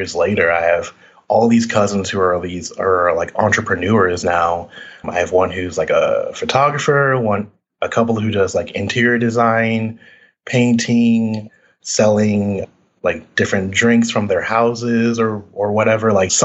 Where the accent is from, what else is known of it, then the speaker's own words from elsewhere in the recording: Orlando, Florida, United States; now in Atlanta, United States; I grew up in Orlando, Florida